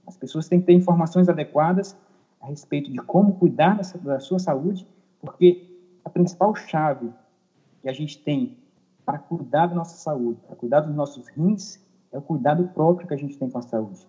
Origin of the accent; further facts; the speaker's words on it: Maranhão, Brazil; moved away as an adult; also born or lived in Tocantins / São Paulo; há seis anos voltei para o meu estado natal, que é o Maranhão